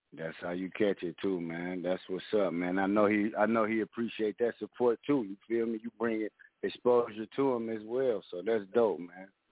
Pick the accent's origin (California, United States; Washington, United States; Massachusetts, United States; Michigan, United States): Michigan, United States; Detroit; I'm from Detroit.